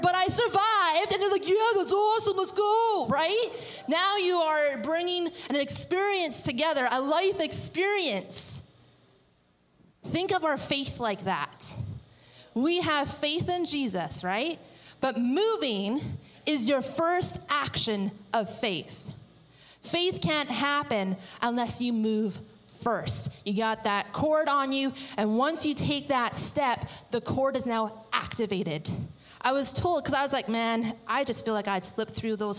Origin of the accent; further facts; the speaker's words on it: British Columbia, Canada; moved away; we are from British Columbia